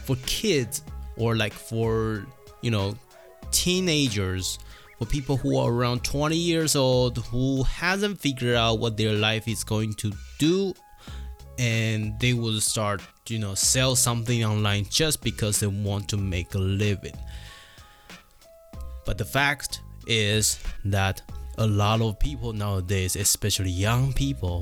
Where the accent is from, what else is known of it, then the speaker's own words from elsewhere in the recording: Taiwan; moved away; I come from Taiwan